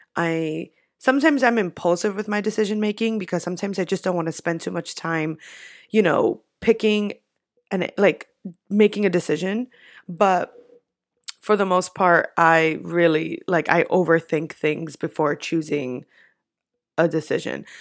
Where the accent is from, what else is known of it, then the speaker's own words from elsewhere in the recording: New York, United States; I'm from New York